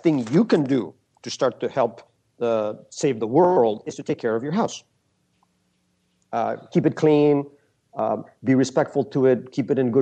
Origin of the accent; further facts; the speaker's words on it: Peru; I never lived there. I was born in Peru